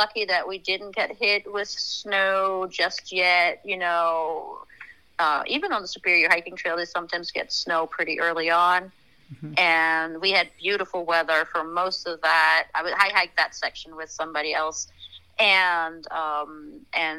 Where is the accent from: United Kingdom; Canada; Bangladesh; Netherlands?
Netherlands; moved away as an adult; also born or lived in France; now in United States; I was born and raised in Holland, went to college there, and then somehow ended up in the States